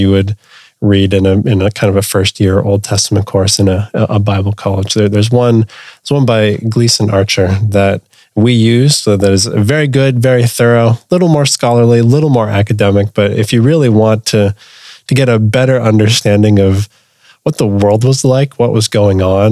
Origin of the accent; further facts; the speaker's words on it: Canada; a Canadian Southern Seminary grad